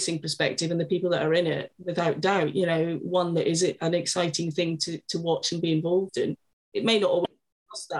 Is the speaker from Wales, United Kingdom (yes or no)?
no; Scotland, United Kingdom; I grew up in Scotland